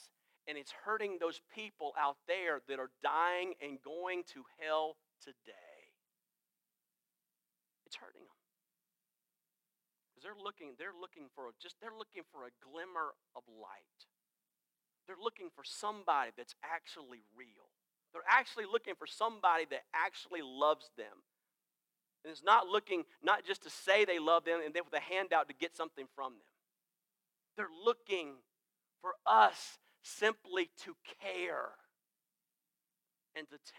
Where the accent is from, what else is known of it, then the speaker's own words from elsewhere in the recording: Greenville, South Carolina, United States; I am from Greenville